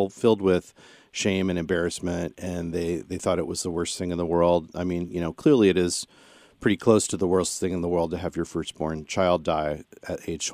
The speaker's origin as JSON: {"language": "English", "region": "central Illinois", "country": "United States", "tie": "born or raised there", "said": "I come from the Midwest, central Illinois, sort of a mixed Catholic Protestant family"}